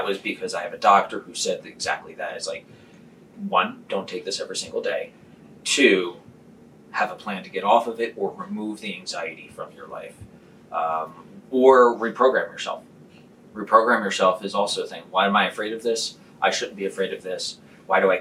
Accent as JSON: {"language": "English", "town": "Philadelphia", "region": "Pennsylvania", "country": "United States"}